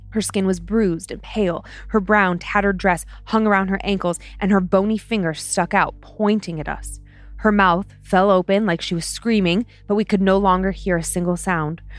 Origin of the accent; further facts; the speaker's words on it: Vermont, United States; Hey Dan and Lynze … I'm from the I'm from the Green Mountains of Vermont.